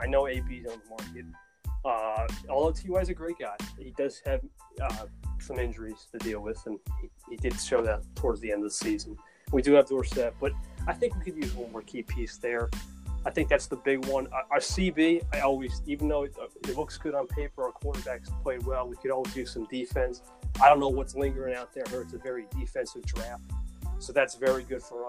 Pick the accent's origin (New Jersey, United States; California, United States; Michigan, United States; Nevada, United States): New Jersey, United States; Jersey Shore; Jersey Shore, down the Jersey Shore.